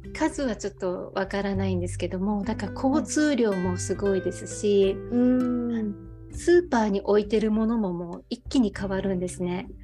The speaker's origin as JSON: {"language": "Japanese", "region": "Osaka", "country": "Japan", "tie": "born or raised there", "moved": "as an adult", "lives_now": "Kutchan, Japan", "said": "私はもともと大阪出身なんですけれども、はい、今住んでいるのが北海道なの倶知安町というところで"}